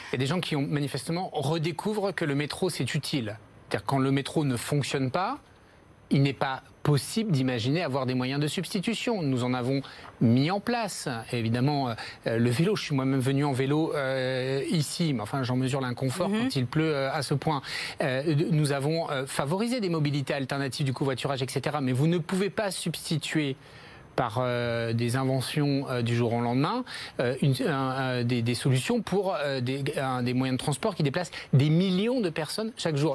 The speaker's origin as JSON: {"language": "French", "town": "Paris", "region": "Île-de-France", "country": "France", "said": "je suis un Parisien comme vous, un, un, élu de, de Paris"}